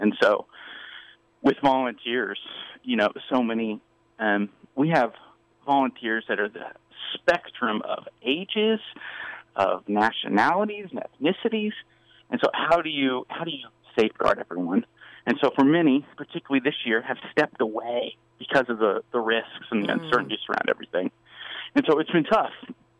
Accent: Liberal, Kansas, United States; now in Kansas City, United States; So I was from Southwest Kansas. Okay. Born in a town called Liberal. Grateful for my time there. My parents are both from rural Texas.

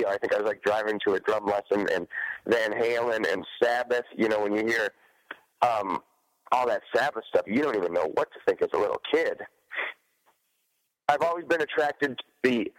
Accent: Detroit, Michigan, United States; growing up in Detroit.

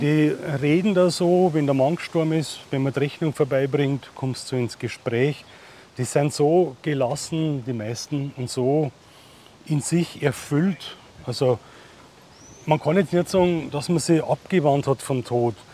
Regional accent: Holzheim, Germany; Da wo ich her bin aus Holzheim

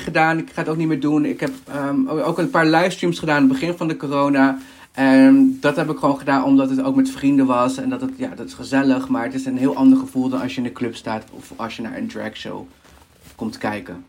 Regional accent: Peru; now in Netherlands; ik kom zelf uit Peru. Mijn, ehm, ja, ik ben Peruaans

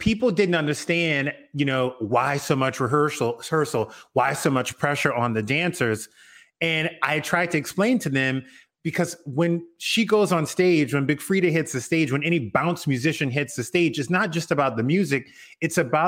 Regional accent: Lafayette, Louisiana, United States; now in Los Angeles, United States; I grew up in Lafayette

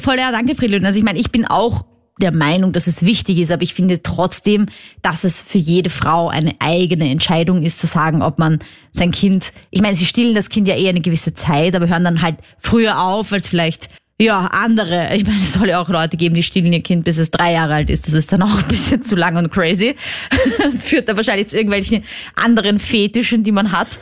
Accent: Austria; accent: Austrian dialect; ein österreichischer Podcast, falls du das an meinem Dialekt erkannt hast

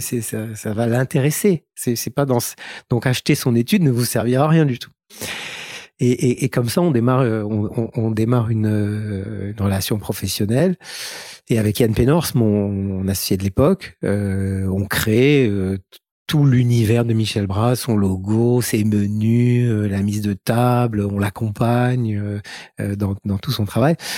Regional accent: Casablanca, Casablanca-Settat, Morocco; je suis né au Maroc, à Casablanca. J'ai fait toute ma scolarité à l'école primaire dans une école catholique

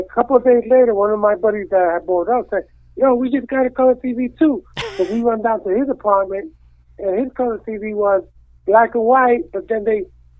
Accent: New York City, New York, United States; also born or lived in Puerto Rico; I was born in Puerto Rico, but I grew up in New York City. My family lived in Chelsea and Greenwich Village in the 60s, and then in the 70s we moved to the Lower East Side.

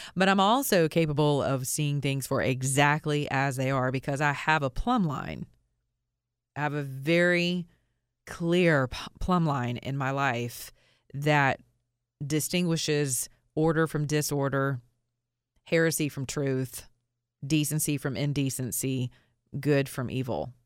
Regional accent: Georgia, United States; a law school in the state of Georgia, which happens to be my state. I'm from Georgia

